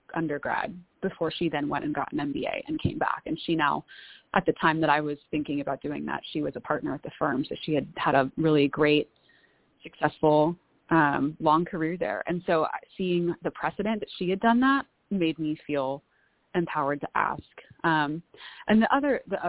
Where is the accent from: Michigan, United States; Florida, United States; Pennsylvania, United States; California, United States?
California, United States; San Diego; moved away as an adult; also born or lived in Bay Area, California / Los Angeles / Breckenridge / Chicago area; now in Austin, United States; I grew up in San Diego, went to school in the Bay Area, California, then lived in LA for a couple years